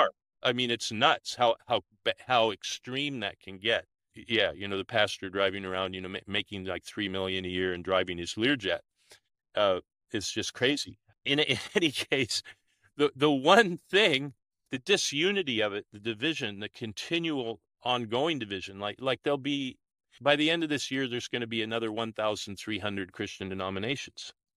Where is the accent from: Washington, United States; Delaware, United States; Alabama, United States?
Washington, United States; Olympia; now in New South Wales, Australia; I was born and raised in the United States, in Olympia, Washington